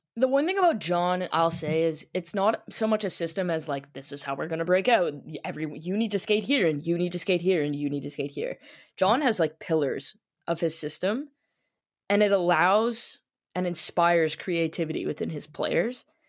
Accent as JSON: {"language": "English", "town": "Toronto", "region": "Ontario", "country": "Canada", "tie": "born or raised there", "said": "I was born in Toronto, and the first thing I was wrapped in was a, a Leafs blanket"}